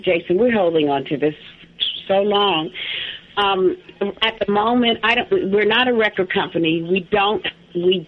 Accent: New Jersey, United States; the house that I grew up in New Jersey

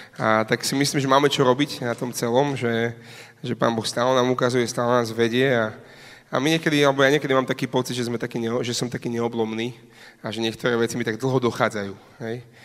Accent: Slovakia

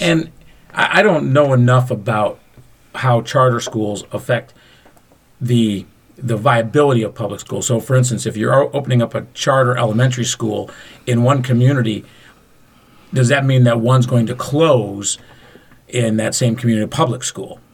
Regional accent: Macomb County, Michigan, United States; Fred and I were raised in Macomb County

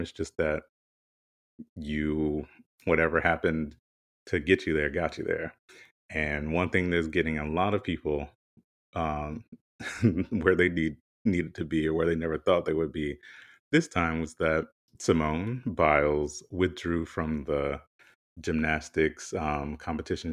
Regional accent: South Carolina, United States; growing up, you know, I'm from South Carolina, really, really small town

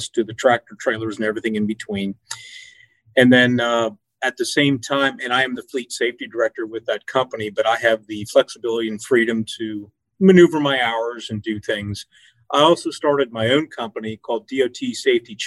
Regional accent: York, Pennsylvania, United States; I am from York, Pennsylvania

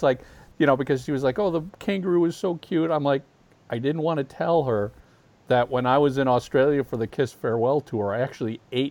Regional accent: Midwest, United States; moved away; Growing up in the Midwest back in the 70s

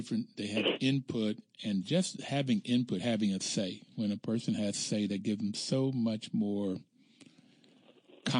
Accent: Bluefield, West Virginia, United States; I grew up in Bluefield, West Virginia, in coal mining country, fairly poor

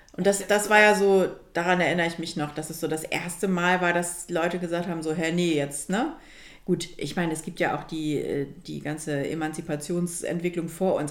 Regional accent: Germany; also born or lived in Milan, Italy; als Deutsche im, in Mailand

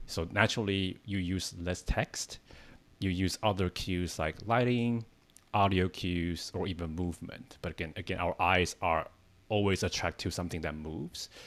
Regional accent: Taiwan; English is a second language; moved away as an adult; now in United States; I'm not a native speaker. I came from Taiwan. I came to the States 10 years ago

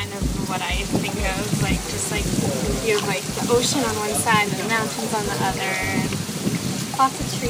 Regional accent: Winnipeg, Manitoba, Canada

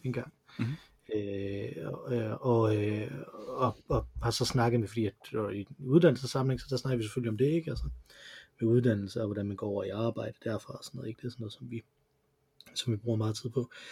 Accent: Silkeborg, Central Denmark Region, Denmark; jeg er fra Silkeborg, fordi de mm mødtes i, øh, i Silkeborg

